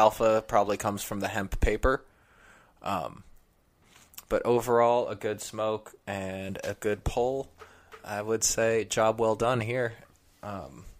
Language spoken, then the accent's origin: English; California, United States; now in New York, United States; I'm from California